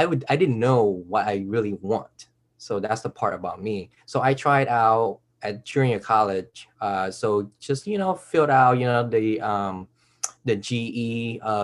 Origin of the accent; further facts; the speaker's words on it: Bay Area, California, United States; we grew up in the Bay Area where all the technology is going to be